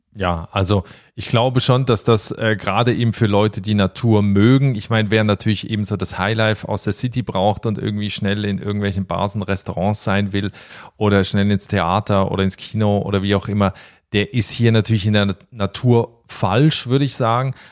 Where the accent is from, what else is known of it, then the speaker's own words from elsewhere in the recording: Switzerland; moved away as an adult; also born or lived in Berlin, Germany; now in Ireland; ich habe noch einen Schweizer Pass, dass es meine Heimat ist